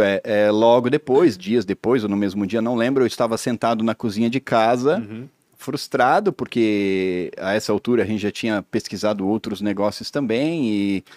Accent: Blumenau, Santa Catarina, Brazil; also born or lived in Pomerode; eu sou natural de Blumenau, cresci num sítio em Pomerode, mas aos 13 anos de idade eu voltei para Blumenau

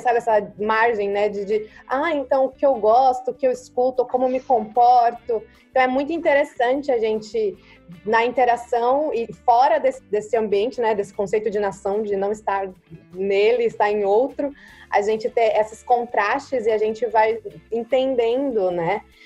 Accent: Brazil; moved away; eu carrego como brasileira

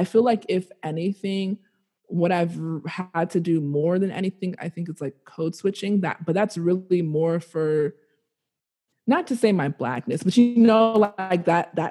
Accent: United States; I'm born and raised here, it's always like, I'm Nigerian

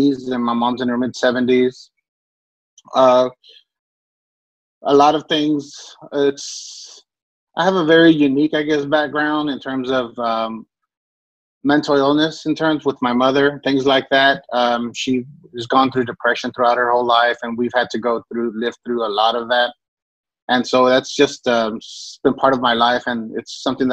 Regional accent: Dallas, Texas, United States; also born or lived in Irving, Texas; I grew up in the barrio in Dallas called Oak Cliff. Born and raised there. Well, actually, I was born in Irving, but I moved to Oak Cliff when I was a year old

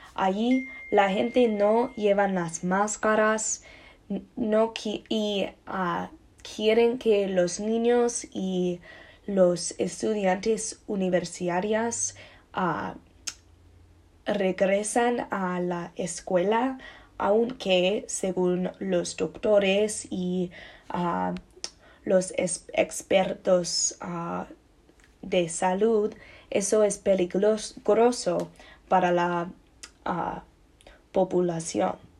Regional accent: United States; Spanish is a second language; en mi país, los Estados Unidos

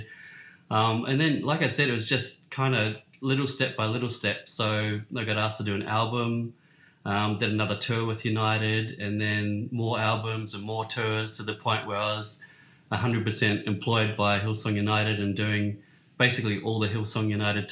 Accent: Hamilton, Waikato, New Zealand; moved away as an adult; also born or lived in Sydney, Australia; I was born in New Zealand, a little town called Hamilton in New Zealand.

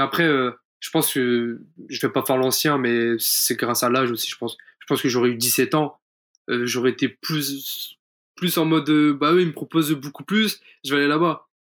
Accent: France; on est français

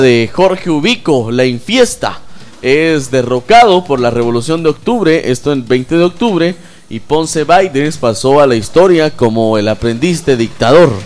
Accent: Mixco, Guatemala Department, Guatemala; allá en mi pueblo

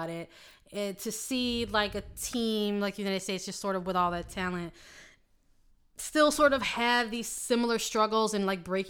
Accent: Australia; I am the Australian.

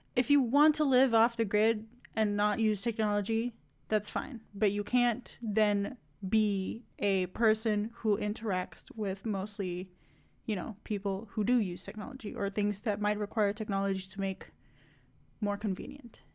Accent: Indonesia; moved away; my home country too much, but, like, Indonesia

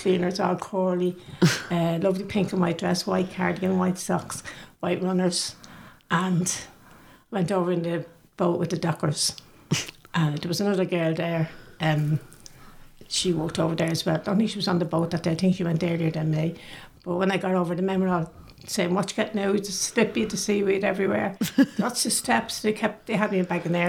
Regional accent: Dublin, Leinster, Ireland; I grew up in Canamuni Gardens and everyone knew everyone

